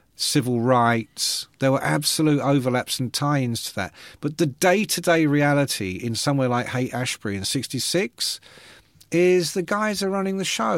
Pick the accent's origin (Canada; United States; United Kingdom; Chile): United Kingdom; London; I come from London, and, uh, my parents were not educated